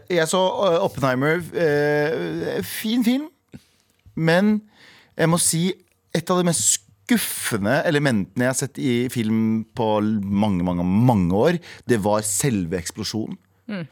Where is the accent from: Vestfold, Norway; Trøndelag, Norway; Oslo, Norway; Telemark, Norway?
Trøndelag, Norway; Skaun; moved away; det der jeg vokste opp